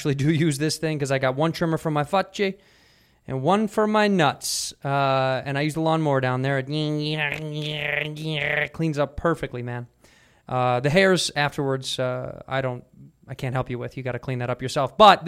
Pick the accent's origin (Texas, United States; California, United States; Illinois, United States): Illinois, United States; Chicago; I don't speak Spanish. I'm from Chicago.